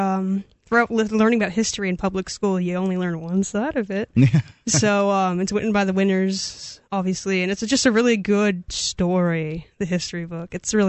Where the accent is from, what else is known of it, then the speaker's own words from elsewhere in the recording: Keene, New Hampshire, United States; I grew up in Keene. I went to Monadnock, which is a school in Swansea, which is next to Keene.